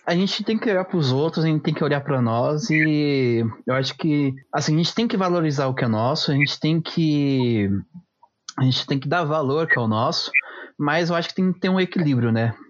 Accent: Brazil; eu como brasileiro, eu como é, de uma cultura luso-brasileira

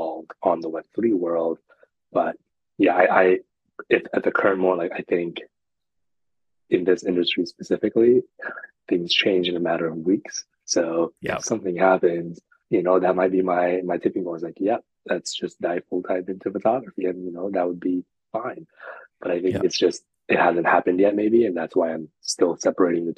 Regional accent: India; moved away; I grew up in India

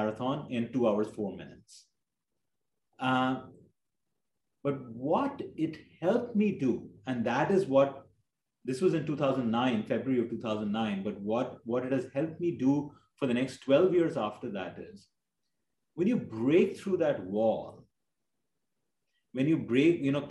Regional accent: India; growing up in India

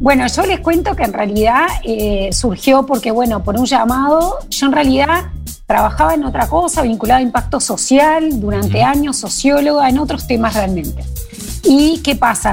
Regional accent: Montevideo, Uruguay; moved away as an adult; also born or lived in Colonia; now in Durazno, Uruguay; Yo aclaro que soy de Montevideo, pero hace ya muchos años que vivo en el interior, entre Durazno y, Colonia

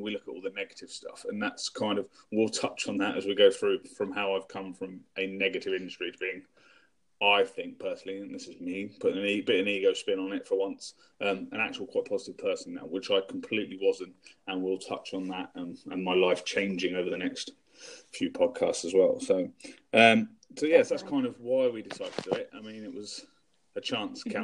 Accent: England, United Kingdom; I am English. So I'm UK.

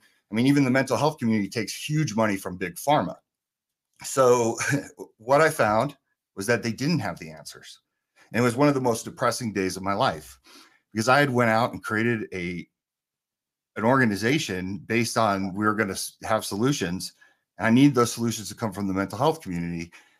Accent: Asbury Park, New Jersey, United States; also born or lived in San Francisco, California; I grew up in two of the worst places you can grow up for guns. I grew up in Asbury Park, New Jersey, and San Francisco, California.

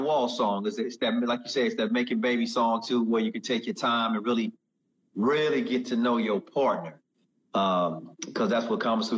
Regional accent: Augusta, Georgia, United States; moved away as an adult; also born or lived in Atlanta, Georgia; now in Los Angeles, United States; I'm originally from Georgia, man. I grew up in Augusta, Georgia, Atlanta, Georgia area

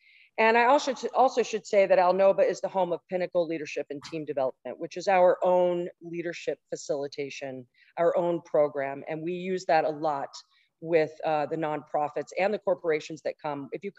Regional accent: Texas, United States; born there; I was born in Texas.

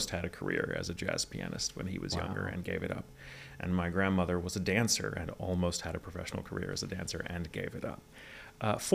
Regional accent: Virginia, United States; born there; accent: Southern; I was born in {S255} Virginia.

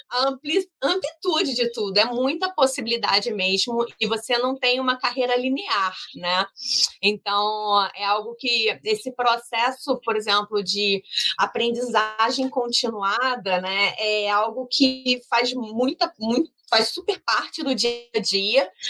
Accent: Rio de Janeiro, Brazil; Então, assim, é, eu sou do Rio de Janeiro, eu sou aluna do curso de gestão de startups

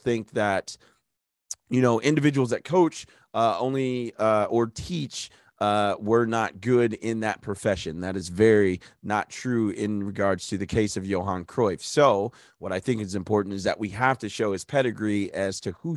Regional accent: United States; me being an American

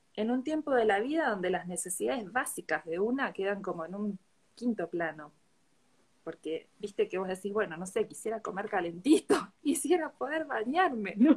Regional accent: Bahía Blanca, Buenos Aires Province, Argentina; yo soy de Bahía Blanca, sí, vivo bastante lejos de donde estás vos

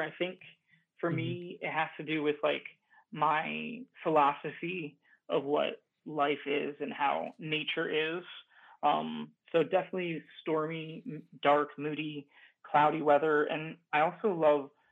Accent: Cleveland, Ohio, United States; moved away as an adult; born and raised in the Cleveland area of Ohio

